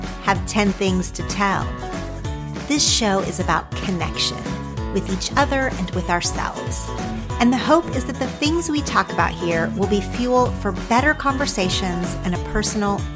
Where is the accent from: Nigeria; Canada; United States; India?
United States; Ardmore, Oklahoma; accent: Oklahoma; moved away as an adult; also born or lived in Madill, Oklahoma; now in Los Angeles, United States; I grew up in small town Oklahoma. Technically, for most of my childhood, I lived in a small town called Medill, population 4,000.